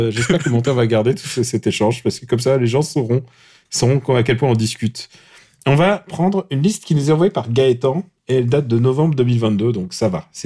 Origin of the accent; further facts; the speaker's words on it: Normandy, France; c'est tout ce que je suis Normand, mec. Ah bon mais j'ai passé euh, une grande partie de mon enfance en Normandie.